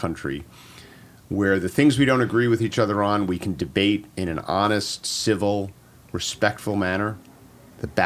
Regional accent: New Jersey, United States; I grew up in North Jersey to a blue-collar

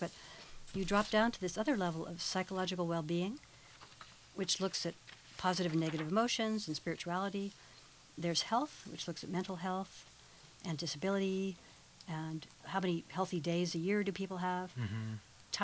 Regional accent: United States; as an American

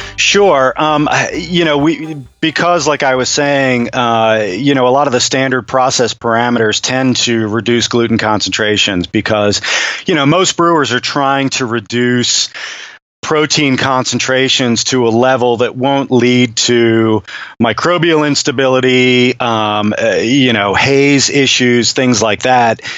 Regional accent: United States; an American, you know, beer chemist

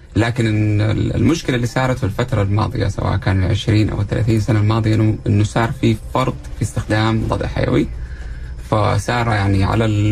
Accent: Saudi Arabia; also born or lived in Jeddah; احنا عندنا في السعوديه

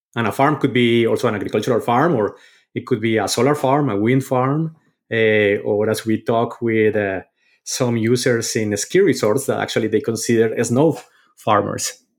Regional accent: Colombia; moved away; growing up in Colombia

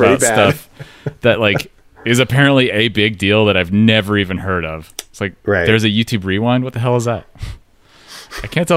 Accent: the Beaver State, Oregon, United States; we grew up in the Beaver state

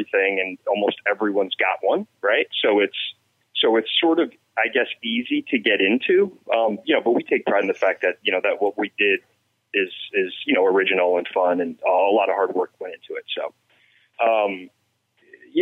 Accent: New Jersey, United States; I'm born and raised in New Jersey

